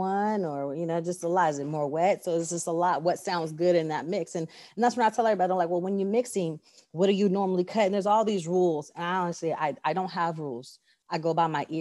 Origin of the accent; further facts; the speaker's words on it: California, United States; now in Texas, United States; I grew up in Cali.